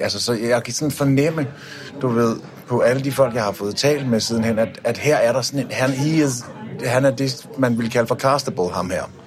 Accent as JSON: {"language": "Danish", "country": "Denmark", "said": "jeg er fra Danmark"}